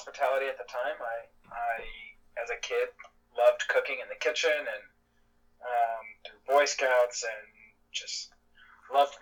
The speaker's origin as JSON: {"language": "English", "region": "Oklahoma", "country": "United States", "tie": "born or raised there", "moved": "as an adult", "lives_now": "New Jersey, United States", "said": "being born and raised in Oklahoma"}